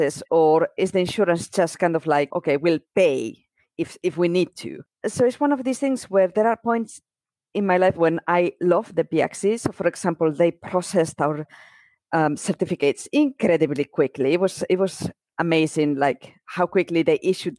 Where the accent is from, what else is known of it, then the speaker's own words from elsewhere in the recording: Spain; moved away as an adult; now in United Kingdom; I am from Spain. I grew up in Spain. I've been in the UK for 20 years now.